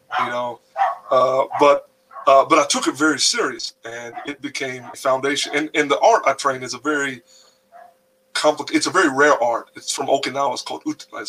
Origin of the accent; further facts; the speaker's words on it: North Carolina, United States; I'm in the mountains up here in North Carolina